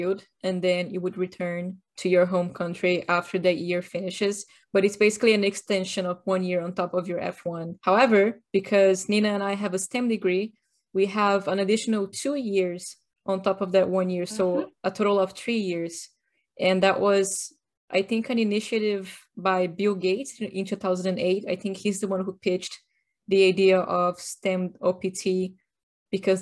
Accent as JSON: {"language": "English", "region": "São Paulo", "country": "Brazil", "moved": "yes", "lives_now": "United States", "said": "I'm originally from São Paulo, Brazil."}